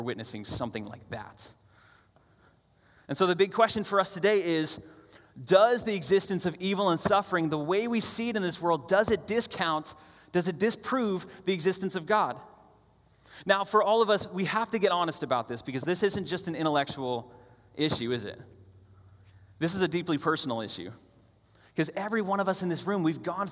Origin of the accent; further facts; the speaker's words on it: New Hampshire, United States; I grew up in New Hampshire